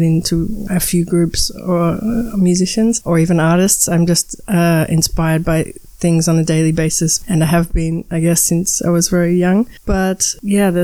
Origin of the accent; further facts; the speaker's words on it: Melbourne, Victoria, Australia; moved away as an adult; also born or lived in Barcelona, Spain; now in Berlin, Germany; I come from Melbourne, which is the second biggest city in Australia